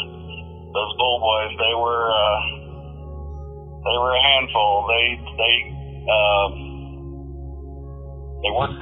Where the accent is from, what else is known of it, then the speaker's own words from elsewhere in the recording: Canton, Illinois, United States; moved away as an adult; it was a good place to grow up